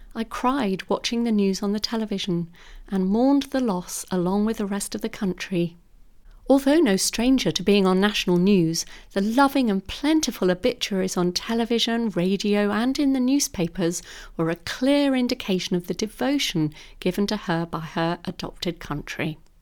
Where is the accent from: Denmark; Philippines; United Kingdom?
United Kingdom; London; As a very young girl growing up in London